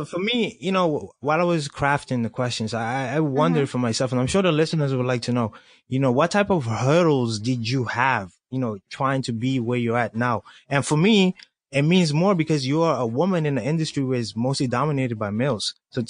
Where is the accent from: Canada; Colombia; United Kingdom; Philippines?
Colombia; now in United States; I'm from Colombia, South America, but I happen to live in the U.S.